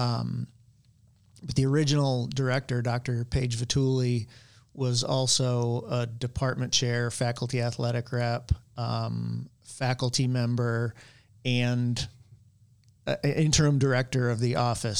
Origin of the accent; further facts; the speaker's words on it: near Saratoga Springs, New York, United States; moved away as an adult; also born or lived in Fredonia, New York; now in Mobile, United States; I moved back near my hometown. Um, I was in Saratoga Springs, New York